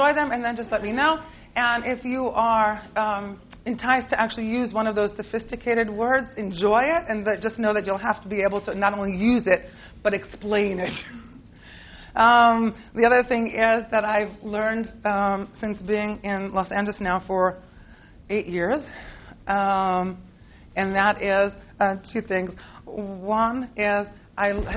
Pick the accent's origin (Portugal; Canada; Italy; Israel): Israel; accent: American; also born or lived in United States; despite my American accent, I grew up in Israel. I was born here in the States. My parents made Aliyah when I was 8